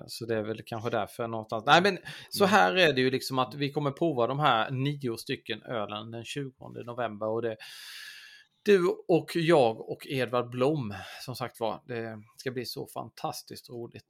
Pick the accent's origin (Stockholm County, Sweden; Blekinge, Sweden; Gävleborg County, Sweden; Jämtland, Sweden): Blekinge, Sweden; Jag kommer ju från Blekinge